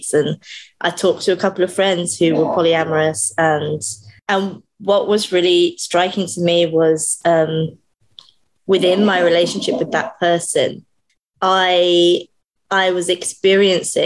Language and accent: English; United Kingdom; I am British